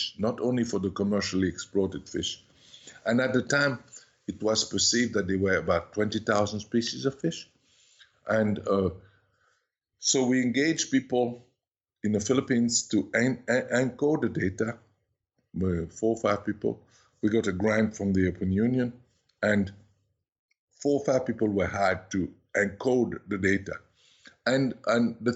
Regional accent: Switzerland; also born or lived in Paris, France; And this family took me to Switzerland and never gave me back

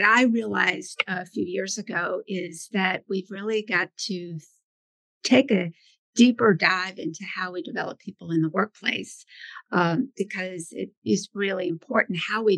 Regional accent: Birmingham, Alabama, United States; moved away; also born or lived in Boston; I actually grew up in Birmingham, Alabama. I'm from the South

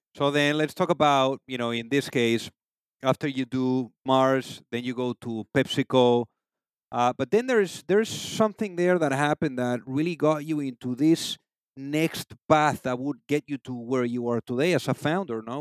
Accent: Spain; moved away; am originally from Spain

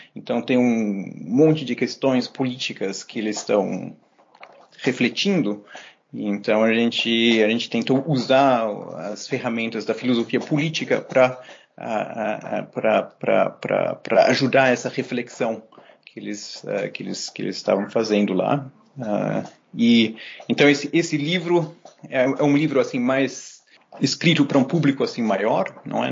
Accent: São Paulo, Brazil; moved away as an adult; also born or lived in Germany / Berlin / Jerusalem; now in Montreal, Canada; os meus pais resolveram voltar e a gente foi para o Brasil, uh, de uma cidadezinha pequena na Alemanha, a gente mudou para São Paulo

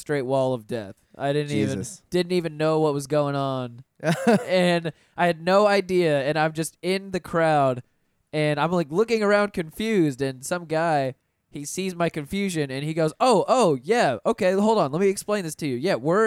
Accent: Pensacola, Florida, United States; moved away; I was born and raised in Pensacola because my dad was stationed there

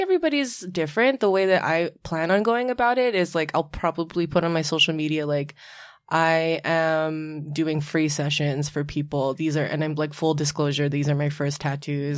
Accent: Oahu, Hawaii, United States; also born or lived in San Francisco Bay Area; now in New York, United States; I was born and raised in Hawaii, uh, the island of Oahu, and I moved to New York by way of the Bay Area

